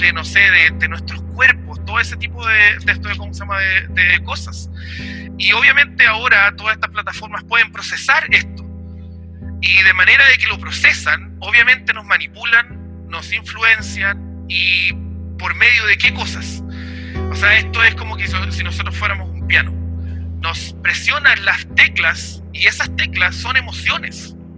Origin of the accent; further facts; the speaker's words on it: Chile; also born or lived in Puerto Montt, Chile / New Zealand; de Chile, obviamente, como mi país de origen